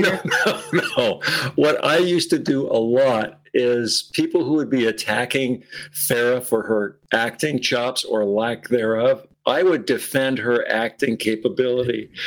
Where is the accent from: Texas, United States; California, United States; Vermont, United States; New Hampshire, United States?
Vermont, United States; Burlington; moved away; my entire formative years growing up in the Burlington area